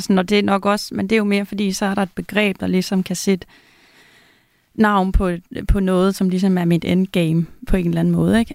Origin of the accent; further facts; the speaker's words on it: Denmark; moved away as an adult; now in Zealand, Denmark; jeg flyttede fra Jylland til, til Sjælland